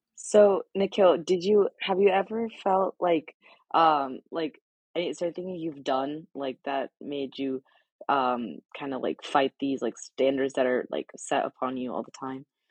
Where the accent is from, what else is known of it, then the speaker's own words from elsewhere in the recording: Hillsborough, New Jersey, United States; I lived in Hillsboro basically my entire life